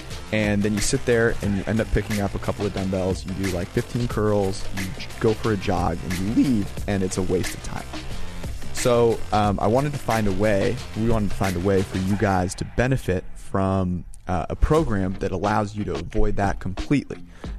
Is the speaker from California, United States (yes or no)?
yes; California, United States; I'm from Northern California, right by Stanford